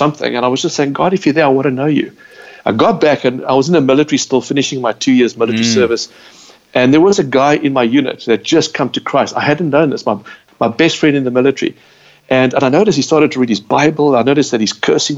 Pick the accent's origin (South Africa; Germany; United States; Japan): South Africa; We said South Africa